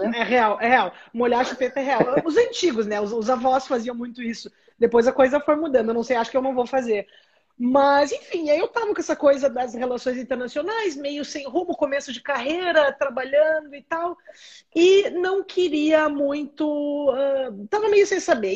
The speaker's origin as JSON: {"language": "Portuguese", "town": "Caxias do Sul", "region": "Rio Grande do Sul", "country": "Brazil", "tie": "born or raised there", "also_born_or_lived": "São Marcos / Florianópolis", "moved": "as an adult", "said": "eu sou do Rio Grande do Sul, sou nascida em São Marcos, no interior, na Serra Gaúcha, cresci em Caxias do Sul"}